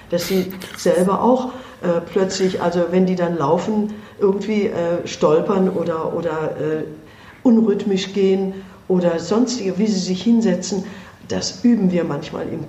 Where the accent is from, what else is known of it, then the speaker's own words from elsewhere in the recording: India; moved away; Und der ist einfach gewachsen auch äh, durch das, was ich in meinem Heimatland erlebt habe. Und da konnte ich ihm nur sagen, wenn ich in Indien therapiert hätte, dann hätte ich nur so therapiert wie Sie.